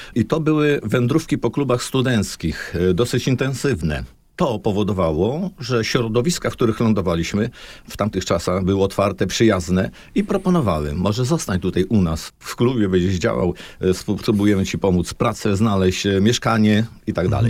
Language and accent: Polish; Olsztyn, Warmian-Masurian Voivodeship, Poland; u nas w Olsztynie